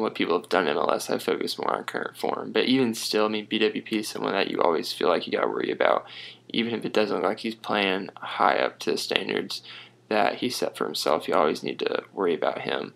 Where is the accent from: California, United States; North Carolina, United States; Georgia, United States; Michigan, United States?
Georgia, United States; Atlanta; we are both from Atlanta